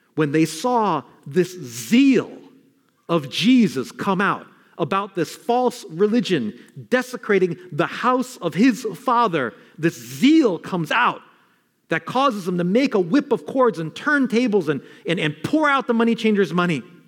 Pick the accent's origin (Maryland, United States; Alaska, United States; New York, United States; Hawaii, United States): New York, United States; New York City; Not Queens where I'm from